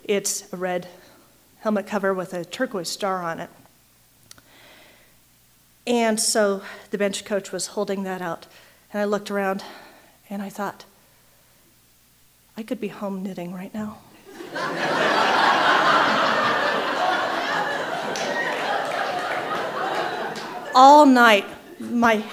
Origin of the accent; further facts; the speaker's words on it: Colorado, United States; I'm from Colorado